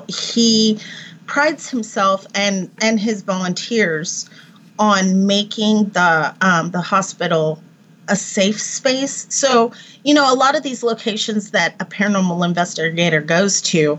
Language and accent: English; Texas, United States; now in Tennessee, United States; I grew up in Texas